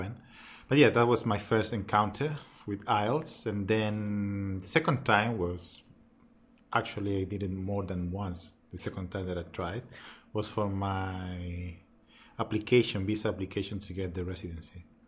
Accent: Chile; English is a second language; moved away as an adult; now in Melbourne, Australia; I'm from Chile

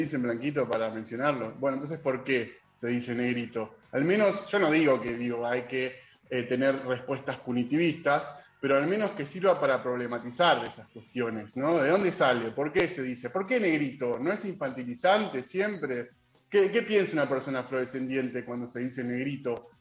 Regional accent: Argentina; nosotros, argentinos

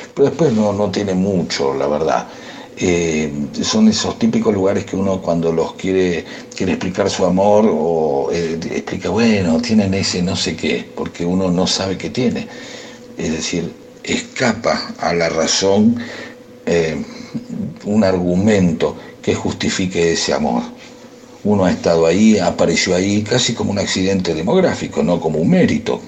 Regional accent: Gerli, Buenos Aires Province, Argentina; moved away; Yo quiero a Herley porque me crié en Herley

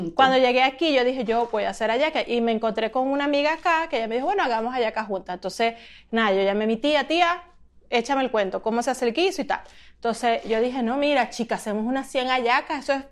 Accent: Venezuela; moved away; después que me fui de Venezuela

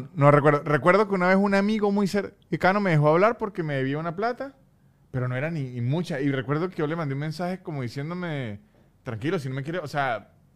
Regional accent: Venezuela; mi dignidad política como venezolano

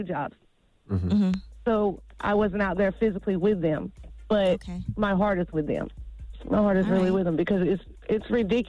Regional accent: Dunn, North Carolina, United States; I'm from Dunn.

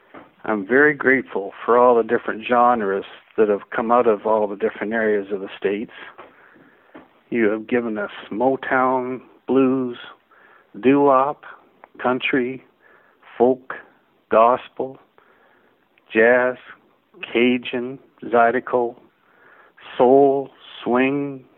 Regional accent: Ontario, Canada; I am from Ontario, Canada.

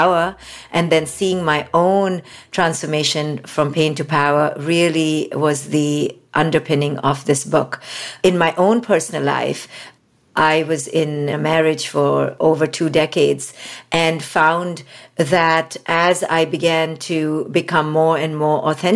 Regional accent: India; moved away; especially as an Indian woman. I was raised in India

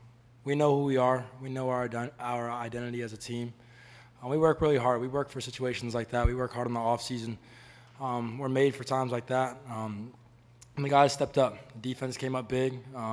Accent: Palm Beach County, Florida, United States; Growing up in Palm Beach, it was so awesome.

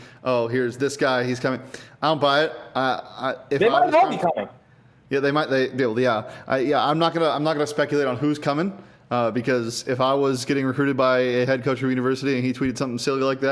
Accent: Scottsdale, Arizona, United States; I'm from Scottsdale

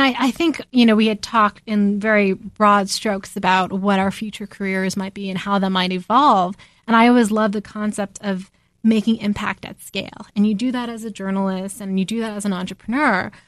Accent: New Jersey, United States; growing up in New Jersey

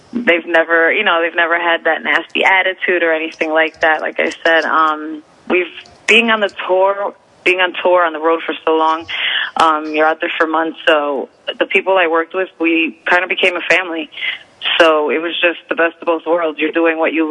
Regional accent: United States; I am from Jersey in New York

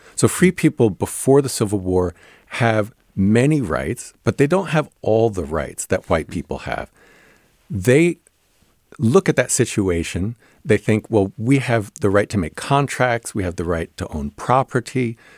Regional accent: New Jersey, United States; I grew up in New Jersey

